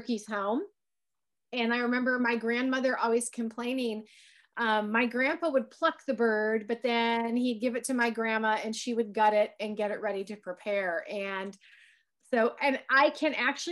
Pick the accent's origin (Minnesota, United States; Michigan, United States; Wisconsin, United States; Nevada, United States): Michigan, United States; southwestern lower; I grew up in Michigan, as some of our viewers may not be aware, but I grew up in southwestern lower Michigan.